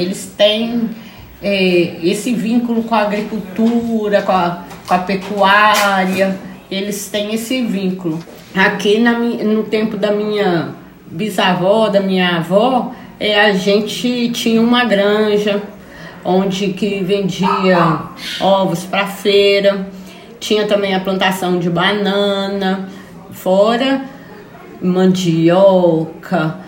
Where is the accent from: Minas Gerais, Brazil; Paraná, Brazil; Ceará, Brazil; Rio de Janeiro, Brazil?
Minas Gerais, Brazil; Belo Horizonte; nasci aqui, né, é, no Quilombo